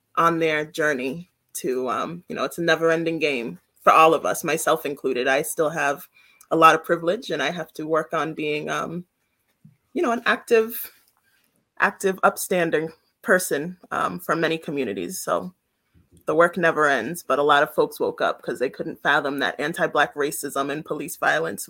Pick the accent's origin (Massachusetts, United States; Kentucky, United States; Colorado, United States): Massachusetts, United States; Worcester; also born or lived in Brooklyn, New York; I'm from Brooklyn, New York. That's where I was born, but I mainly grew up in Worcester